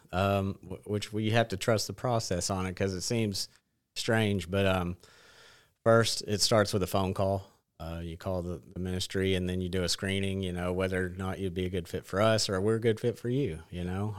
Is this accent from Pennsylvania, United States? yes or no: no; Batesville, Arkansas, United States; I grew up in Batesville